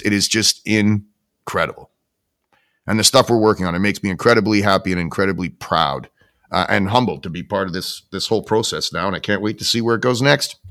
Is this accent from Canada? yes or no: yes; Canada; as a Canadian, right, as a Canadian taxpayer and somebody who relies on my government